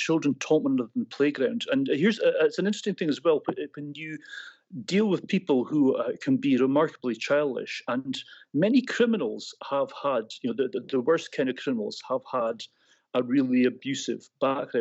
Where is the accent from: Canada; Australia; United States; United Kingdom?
United Kingdom; Scotland; I'm taking that back to my Scottish roots here, maybe getting a little bit Glaswegian for you there. I'm not from Glasgow